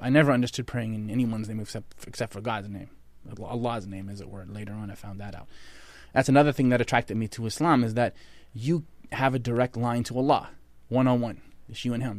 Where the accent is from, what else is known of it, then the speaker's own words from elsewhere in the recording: Halifax, Nova Scotia, Canada; I grew up in Nova Scotia, Canada, Halifax, Nova Scotia